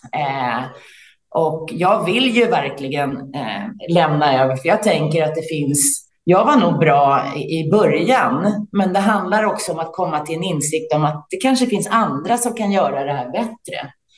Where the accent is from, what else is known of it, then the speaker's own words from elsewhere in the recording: Täby, Stockholm County, Sweden; now in Värmdö, Sweden; Jag är uppvuxen i Täby utanför Stockholm